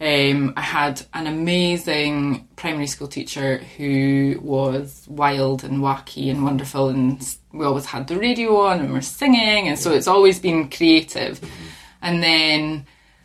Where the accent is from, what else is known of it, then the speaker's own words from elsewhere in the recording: Hilton of Cadboll, Scotland, United Kingdom; I'm from Hilton of Cadbull, which is just outside Tain in Ross-shire.